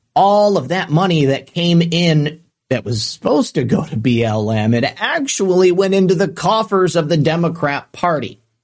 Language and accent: English; Michigan, United States; growing up in Michigan